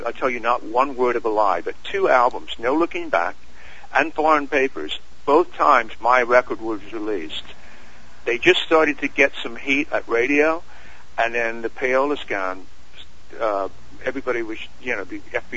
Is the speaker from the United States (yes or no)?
no; England, United Kingdom; we're English